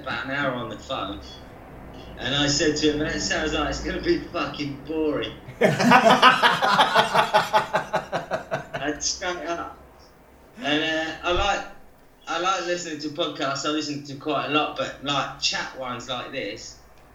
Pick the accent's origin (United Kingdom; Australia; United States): United Kingdom; near Heathrow, just outside southwest London, South East England; moved away as an adult; now in France; I was born just next to Heathrow, about half an hour away, just outside southwest London.